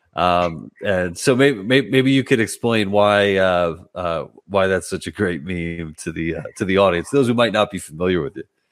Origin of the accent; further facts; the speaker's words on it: New York City, New York, United States; moved away as an adult; also born or lived in Brooklyn; now in New Jersey, United States; I'm from Queens originally, so I'm a you know I was a lifelong New Yorker until a couple of years ago where I made the move to Jersey